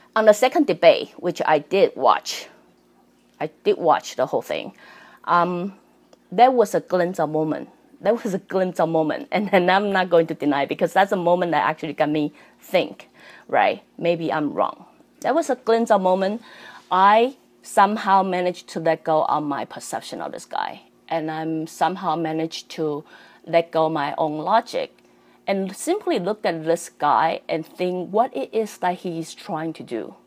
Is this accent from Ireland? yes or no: no; Taiwan; also born or lived in Canada; I'm Canadian and I'm Taiwanese.